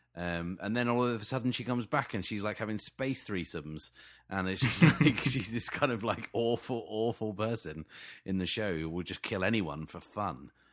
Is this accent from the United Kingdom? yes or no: yes; England, United Kingdom; I'm so English